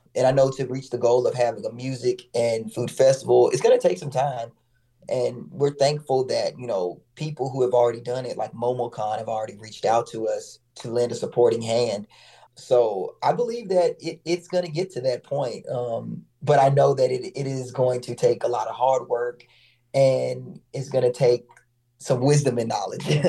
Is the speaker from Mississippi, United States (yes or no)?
yes; Mississippi, United States; now in Atlanta, United States; I'm actually from Mississippi, but I've been in Atlanta for a long time